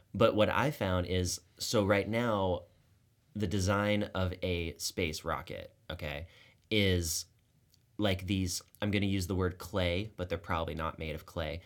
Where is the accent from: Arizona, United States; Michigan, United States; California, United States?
Arizona, United States; Tucson; was made at the U of A. which is actually in my hometown.